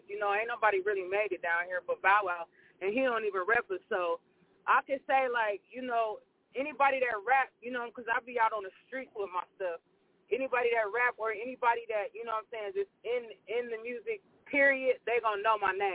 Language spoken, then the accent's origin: English; Columbus, Ohio, United States; I'm from Columbus, Ohio and I'm currently in Columbus, Ohio right now.